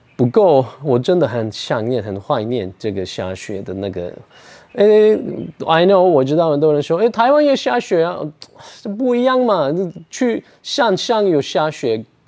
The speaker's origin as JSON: {"language": "Chinese", "region": "Ankara", "country": "Turkey", "tie": "born or raised there", "second_language": "Chinese", "moved": "as an adult", "lives_now": "Taichung, Taiwan", "said": "我的老家，我的家乡，那个安卡拉，土耳其的秀度，那边也会冷，会热"}